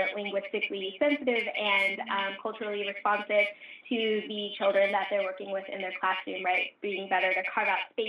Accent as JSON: {"language": "English", "region": "Alaska", "country": "United States", "tie": "born or raised there", "also_born_or_lived": "Portland, Oregon / Argentina", "moved": "as an adult", "lives_now": "Boston, United States", "said": "I was born here in the States. I actually grew up in Alaska."}